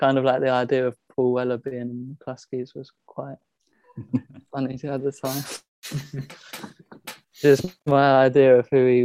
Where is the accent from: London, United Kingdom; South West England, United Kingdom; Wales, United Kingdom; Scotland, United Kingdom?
London, United Kingdom; I grew up in Southwest London